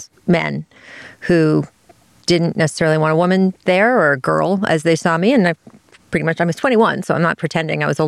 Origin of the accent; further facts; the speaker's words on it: Washington, District of Columbia, United States; I grew up in Washington, D.C., in that area